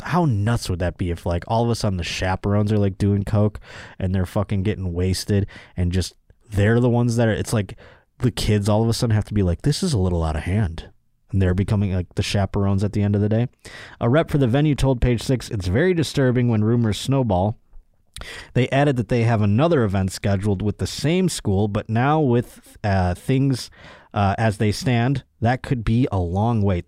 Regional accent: Buffalo, New York, United States; now in Los Angeles, United States; where I'm from in Buffalo

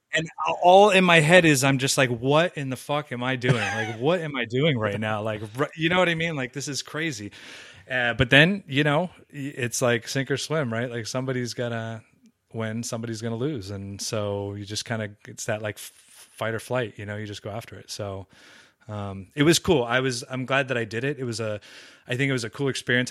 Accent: Southern California, United States; grew up in Southern California

